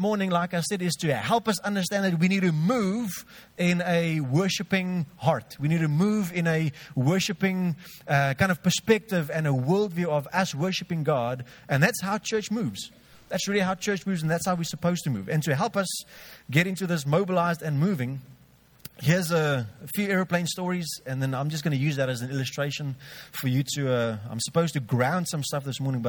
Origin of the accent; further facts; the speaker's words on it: George, Western Cape, South Africa; I grew up in George. I'm 32 now, so I'm not part of the Chokma group.